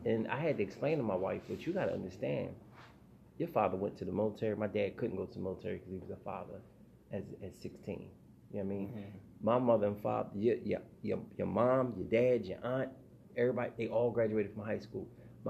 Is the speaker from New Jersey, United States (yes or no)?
no; Philadelphia, Pennsylvania, United States; Well, I come from South Philly.